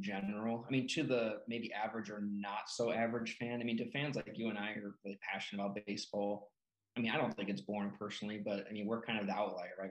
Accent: Peru, Illinois, United States; my hometown of Peru, Illinois, small town

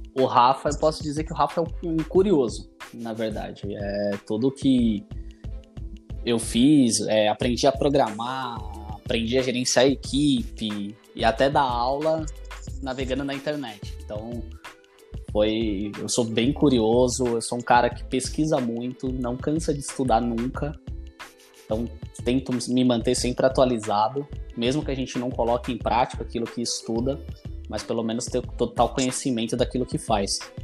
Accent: São Paulo, Brazil; eu sou aqui da periferia também de Ermelino Matarazzo, aqui de São Paulo

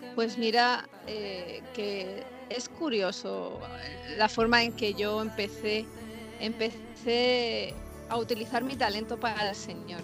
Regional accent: Madrid, Community of Madrid, Spain; now in Los Angeles, United States; yo soy española, soy de Madrid, eh, España, y actualmente estoy residiendo

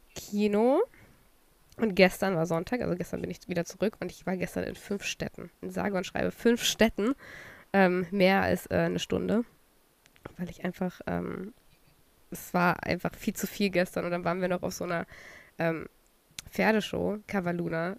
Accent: Saxony, Germany; also born or lived in Chemnitz; now in Berlin, Germany; Sachsen ist ja aber auch meine Heimat

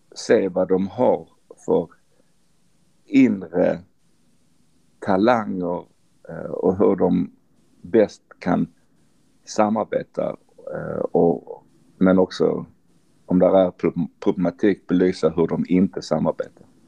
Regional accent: Sweden; vi som är svenskar

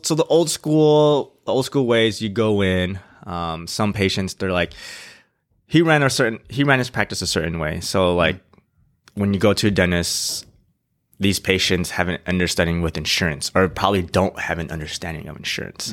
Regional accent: San Diego, California, United States; also born or lived in Irvine / Indianapolis / Ohio; I was born and raised in San Diego

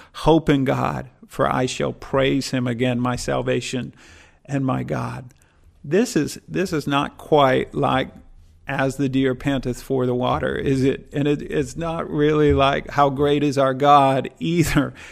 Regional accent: Midwest, United States; I'm from the Midwest in the US, and tornadoes are something we experience every year

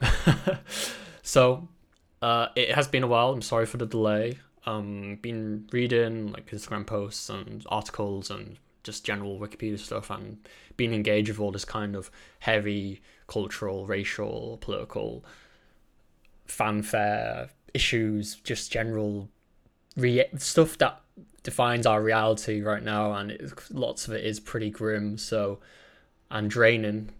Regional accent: England, United Kingdom; Britain is kind of, like, the dominant, like, culture I grew up

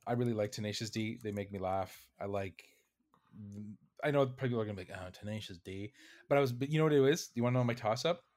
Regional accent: Canada; I'm a Canadian

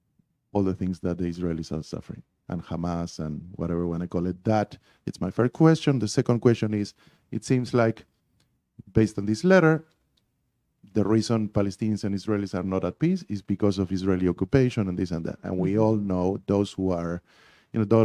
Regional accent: Argentina; English is a second language; moved away as an adult; now in United States; I grew up in Argentina and I spent the first 30 years of my life down there.

